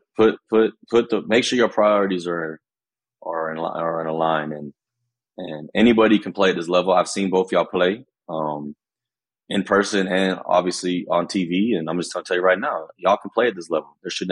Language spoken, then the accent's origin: English; Norman, Oklahoma, United States; Growing up in Norman, growing up biracial